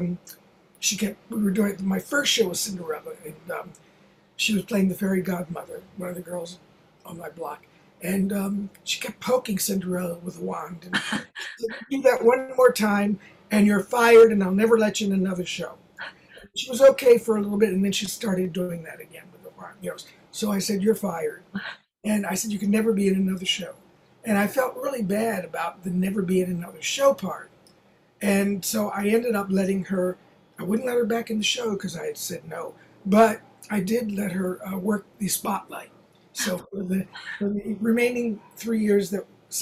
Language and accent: English; Baltimore, Maryland, United States; also born or lived in Los Angeles; now in New York, United States; That was my hometown